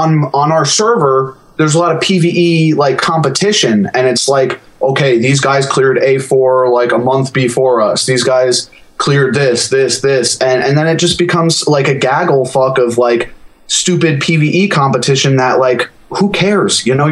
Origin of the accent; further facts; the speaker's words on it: New York, United States; We're both from New York. New York represent, bro.